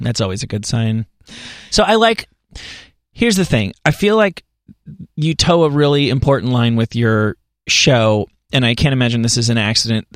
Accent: New Jersey, United States; I'm from New Jersey

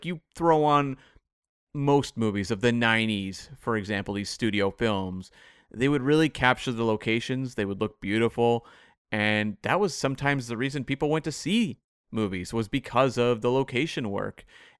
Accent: Bowen Island, British Columbia, Canada; which is, of course, in my hometown of, it's Bowen Island, which is about an hour away from where I am now.

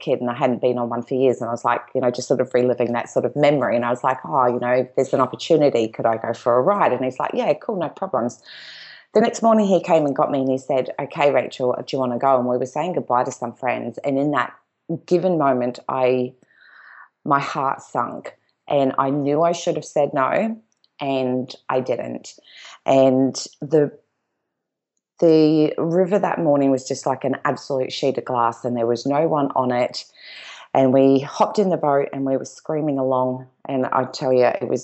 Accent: Gold Coast, Queensland, Australia; We are originally from the Gold Coast

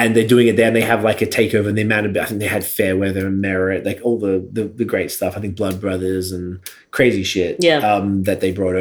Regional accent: Melbourne, Victoria, Australia; now in Toronto, Canada; I'm from Melbourne, Australia

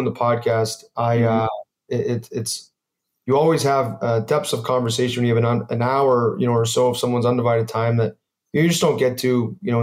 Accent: United States; I'm American

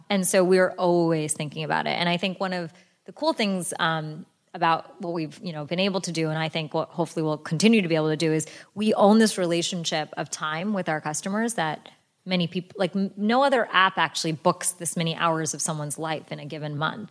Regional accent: United States; I was born and raised here in America

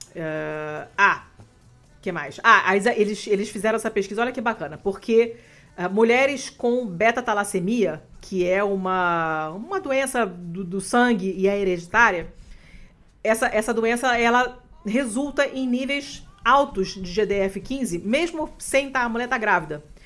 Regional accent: Rio de Janeiro, Brazil; moved away as an adult; now in Italy; Eu nasci, morei na Lagoa até eu me mudar para Itália

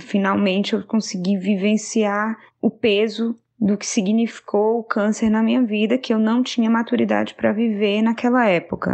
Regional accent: Fortaleza, Ceará, Brazil; now in Atlanta, United States; Eu sou de Fortaleza, mas atualmente moro em Atlanta, nos Estados Unidos

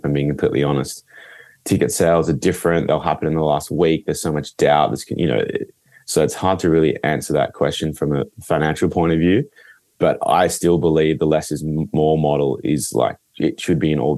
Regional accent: Northern Rivers, New South Wales, Australia; we're from the Northern Rivers. It's a beautiful, beautiful place

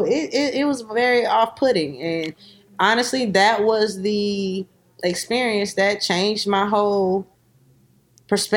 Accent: Columbia, South Carolina, United States; growing up in South Carolina, you experience a lot of things.

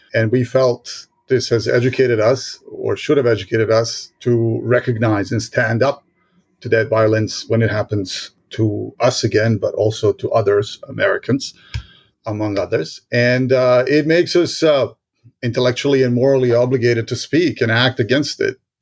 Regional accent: Sarajevo, Bosnia & Herzegovina; now in Ottawa, Canada; born in Sarajevo, nineteen seventy-six

